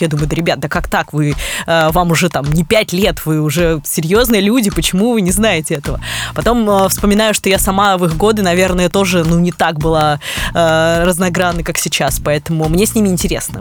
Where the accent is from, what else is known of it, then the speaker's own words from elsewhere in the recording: Kirov, Kirov Oblast, Russia; now in Moscow, Russia; из моего родного города Кирова